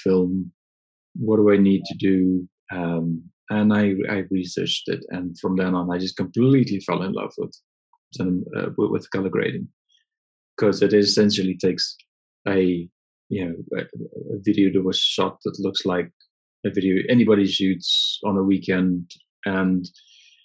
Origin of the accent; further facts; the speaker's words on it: near Johannesburg, Gauteng, South Africa; moved away as an adult; now in United Kingdom; I was born in South Africa near Johannesburg and grew up with an interest in photography from a very young age